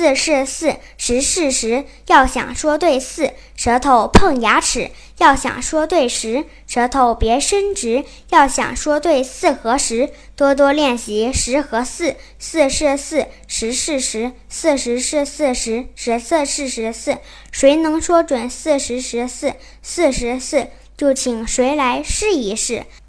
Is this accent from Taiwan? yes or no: no; southern China, China; accent: southern; also born or lived in Pinggu, Beijing; now in Beijing, China; 我是南方人